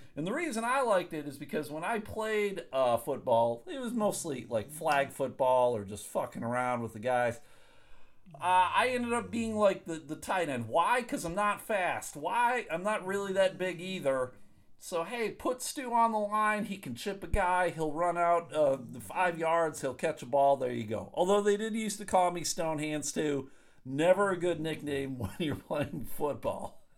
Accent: Clarence, New York, United States; I grew up in Clarence, New York, right outside of Buffalo, 15 minutes outside of Buffalo

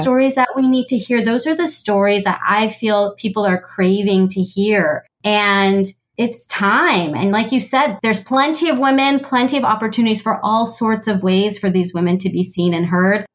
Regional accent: United States; I was born and raised in the US

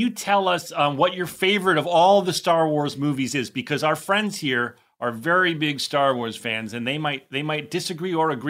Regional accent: New Jersey, United States; He's from Manhattan. I'm from Jersey. And I always get comments about my accent, although it's mostly gone, but on certain words.

